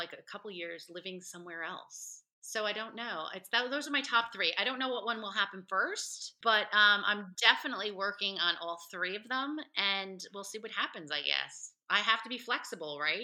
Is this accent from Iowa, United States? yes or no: no; New Jersey, United States; moved away as an adult; I grew up in New Jersey, so I grew up around a lot of Latino people